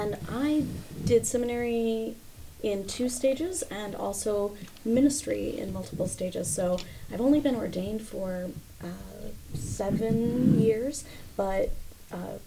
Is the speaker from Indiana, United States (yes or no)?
yes; Mishawaka, Indiana, United States; I grew up in Mishawaka, Indiana